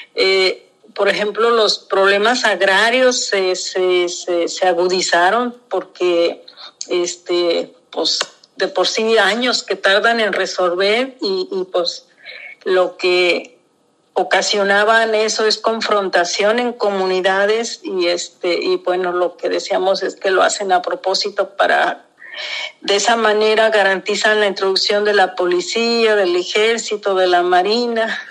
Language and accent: Spanish; southern Jalisco, Mexico; Nahua, del sur de Jalisco